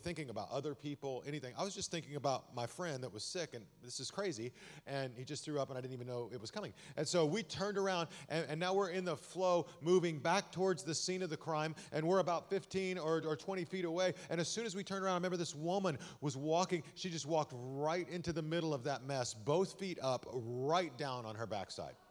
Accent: Amarillo, Texas, United States; also born or lived in Austin / Dallas; I'm a Texas boy. I was born and raised in Amarillo

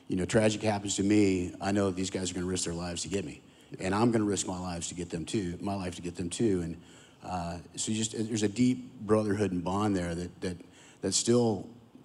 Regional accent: Amarillo, Texas, United States; also born or lived in Willcox, Arizona; I grew up in Amarillo

